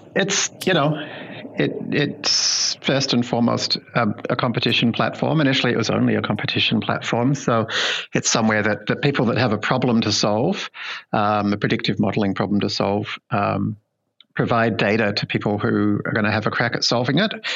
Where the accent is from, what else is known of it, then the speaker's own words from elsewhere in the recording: Melbourne, Victoria, Australia; my hometown in Melbourne, Australia